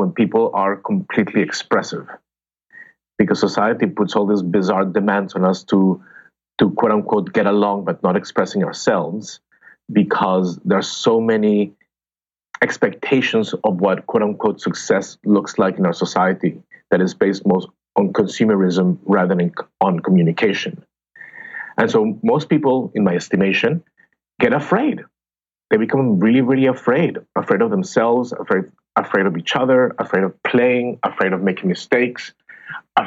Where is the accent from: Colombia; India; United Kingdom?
Colombia; Bogota; English is a second language; moved away as an adult; now in United States; I trained as an actor in Colombia. I'm from Bogota, Colombia